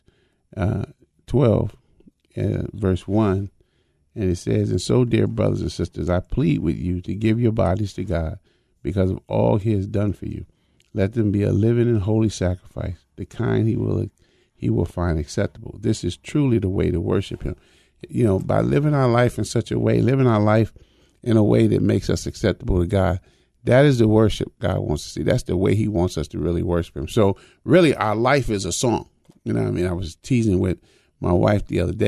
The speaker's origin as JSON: {"language": "English", "country": "United States", "tie": "born or raised there", "said": "I was born in America"}